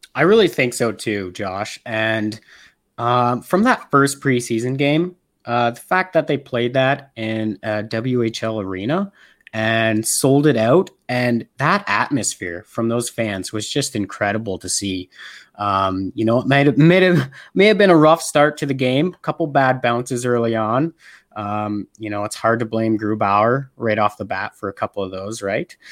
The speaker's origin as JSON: {"language": "English", "country": "Canada", "also_born_or_lived": "Alberta, Canada", "said": "I am a Canadian living in Alberta, Canada."}